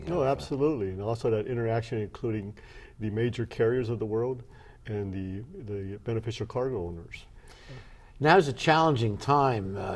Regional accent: Long Beach, California, United States; Well, first of all, as you know, I'm from Long Beach.

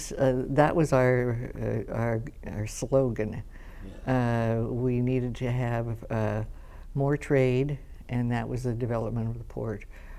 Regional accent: Long Beach, California, United States; I grew up, I was born in Long Beach.

